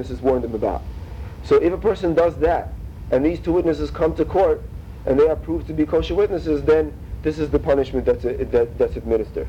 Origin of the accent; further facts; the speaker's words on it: Russia; moved away; we're both from Russia